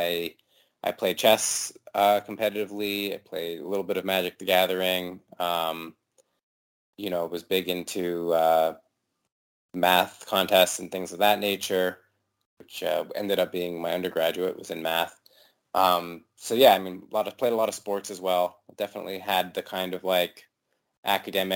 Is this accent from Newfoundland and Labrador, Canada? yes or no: yes; St. John's, Newfoundland and Labrador, Canada; moved away; I grew up in St. John's, which is the capital, maybe 80, 90,000 people